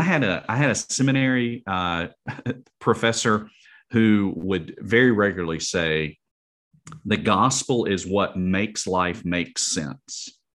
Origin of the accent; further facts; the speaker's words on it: Alabama, United States; the University of Alabama, uh, my home state